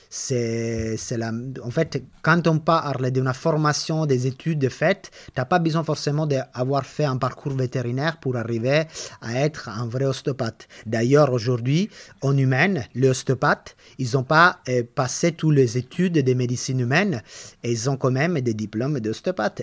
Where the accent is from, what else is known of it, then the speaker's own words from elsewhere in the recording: Italy; accent: Italian; French is a second language; moved away as an adult; now in France; je suis italienne, je pense que l'accent, tout le monde va le reconnaître.